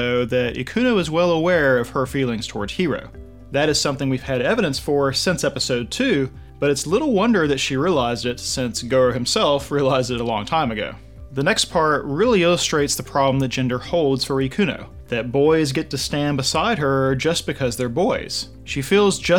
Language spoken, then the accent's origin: English; United States; I'm white, I'm American, I'm male